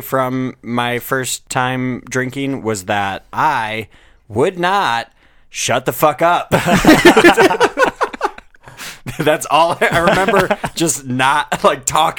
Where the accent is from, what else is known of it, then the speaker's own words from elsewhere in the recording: Midwest, United States; Ken and I grew up around here in the Midwest.